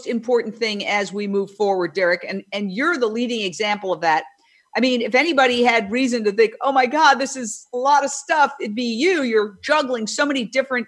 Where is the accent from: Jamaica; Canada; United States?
United States; New York City, New York; I grew up in Manhattan